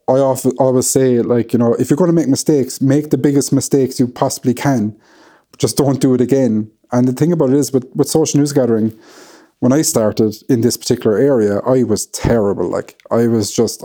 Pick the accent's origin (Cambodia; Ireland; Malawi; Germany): Ireland; being Irish